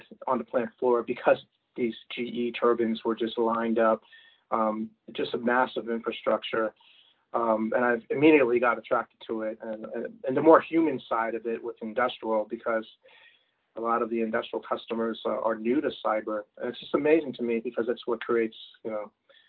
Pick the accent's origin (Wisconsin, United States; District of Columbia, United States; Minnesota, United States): District of Columbia, United States; Washington; growing up in the Washington, D.C. area